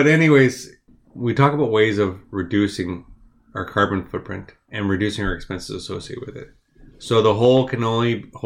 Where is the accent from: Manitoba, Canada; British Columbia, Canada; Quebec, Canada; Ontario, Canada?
Manitoba, Canada; Winnipeg; moved away as an adult; I'm from Winnipeg.